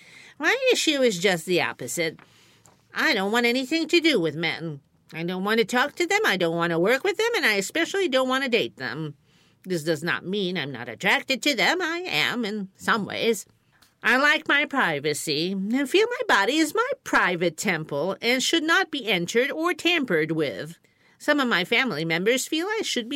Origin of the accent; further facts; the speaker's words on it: Binghamton, New York, United States; my hometown, Parlor City.